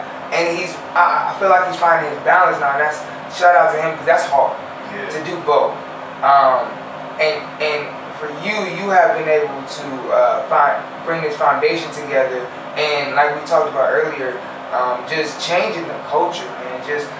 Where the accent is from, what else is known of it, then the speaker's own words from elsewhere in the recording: Cleveland, Ohio, United States; First off, shout out I'm from Cleveland.